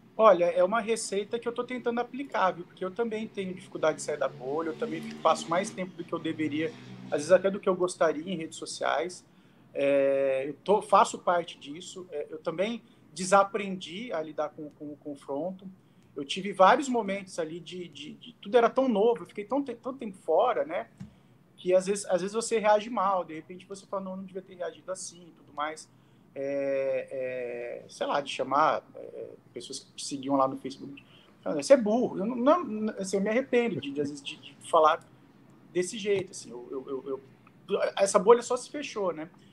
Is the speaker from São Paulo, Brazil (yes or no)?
yes; Araraquara, São Paulo, Brazil; na cidade onde eu nasci, em Araraquara